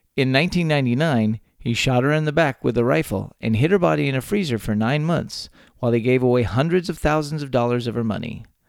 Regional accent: Texas, United States; born or raised there

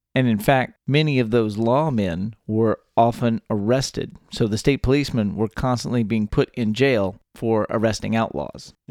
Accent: Texas, United States; born or raised there

